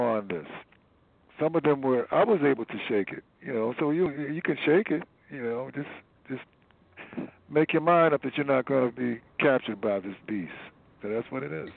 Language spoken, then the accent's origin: English; Wilmington, North Carolina, United States; now in Chapel Hill, United States; my hometown of Wilmington, North Carolina